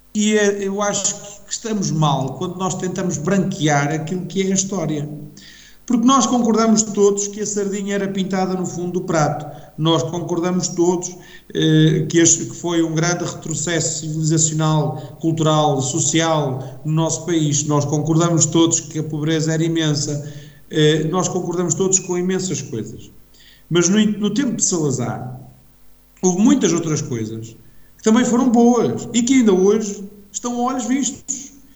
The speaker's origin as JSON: {"language": "Portuguese", "country": "Portugal", "said": "eu enquanto português"}